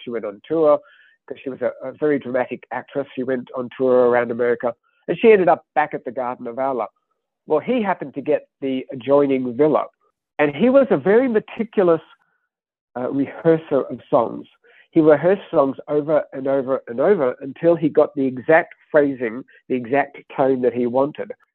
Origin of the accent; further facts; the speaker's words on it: Australia; moved away; I grew up in Australia. Uh, my childhood was the 1970s.